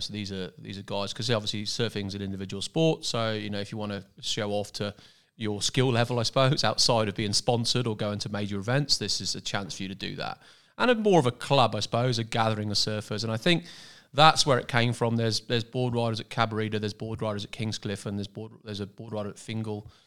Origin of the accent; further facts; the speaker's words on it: Cornwall, South West England, United Kingdom; moved away as an adult; now in Pottsville, Australia; I come from Cornwall in the southwest of England